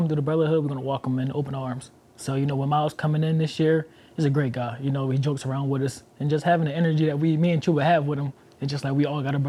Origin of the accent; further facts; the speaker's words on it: Philadelphia, Pennsylvania, United States; I come from Philly, so we are hard-nosed people.